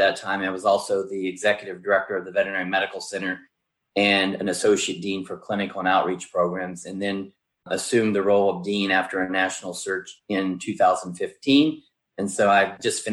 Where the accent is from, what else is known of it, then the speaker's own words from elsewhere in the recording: West Virginia, United States; moved away as an adult; also born or lived in Georgia; now in Ohio, United States; I came here first in 1985 from West Virginia